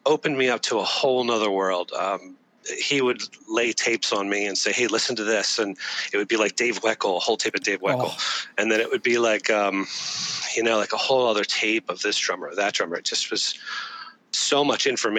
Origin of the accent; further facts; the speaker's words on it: Doylestown, Pennsylvania, United States; moved away; I grew up in Doylestown, Pennsylvania, beautiful town